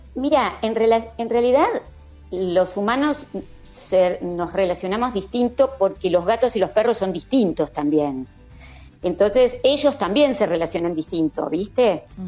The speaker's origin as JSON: {"language": "Spanish", "country": "Argentina", "said": "yo soy argentina"}